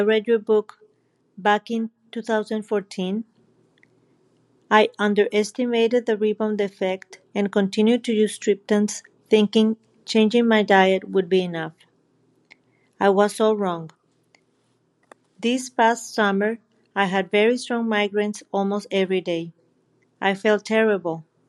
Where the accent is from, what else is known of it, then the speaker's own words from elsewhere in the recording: Mexico; I'm from Mexico.